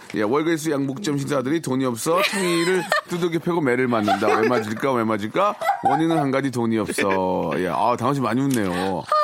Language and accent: Korean; Gunsan, North Jeolla, South Korea; moved away; 군산 앞바다집이었어요